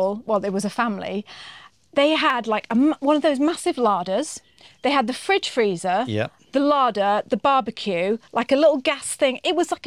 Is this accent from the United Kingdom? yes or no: yes; United Kingdom; moved away as an adult; now in New Zealand; we're British